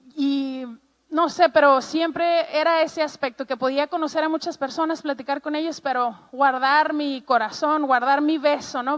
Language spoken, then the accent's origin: Spanish; Ciudad Juárez, Chihuahua, Mexico; soy mexicana, em, tengo treinta y tantos años y eh, crecí toda mi vida en la frontera con Estados Unidos en un lugar que se llama Juárez, Chihuahua